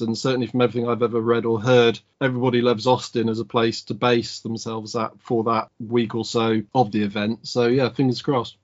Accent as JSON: {"language": "English", "country": "United Kingdom", "said": "as a Brit"}